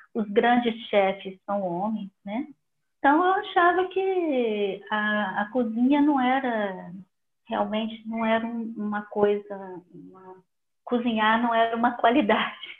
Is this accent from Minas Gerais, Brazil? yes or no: yes; Belo Horizonte, Minas Gerais, Brazil; em Minas, né, eu sou de Belo Horizonte